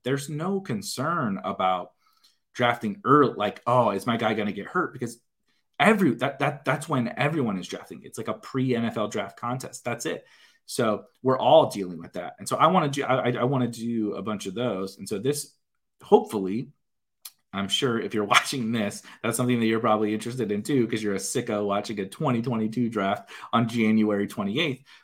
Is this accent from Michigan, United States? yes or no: no; St. Louis, Missouri, United States; I am born and raised in Saint Louis